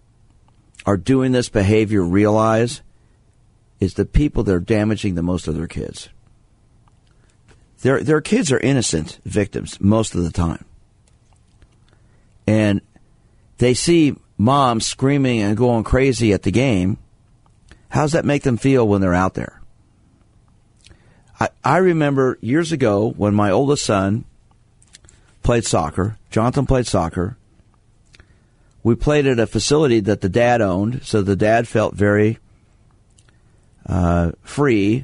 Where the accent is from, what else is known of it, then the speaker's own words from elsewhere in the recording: New York City, New York, United States; I was born in Brooklyn, not a small town